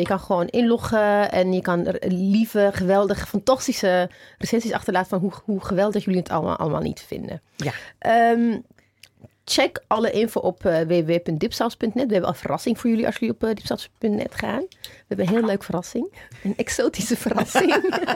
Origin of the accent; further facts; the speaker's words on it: Ethiopia; now in Netherlands; mijn geboorteland, Ethiopië